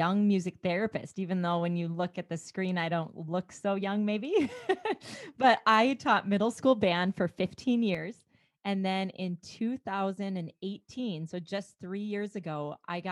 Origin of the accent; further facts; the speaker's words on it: rural Minnesota, United States; now in Beaumont, United States; my upbringing in rural Minnesota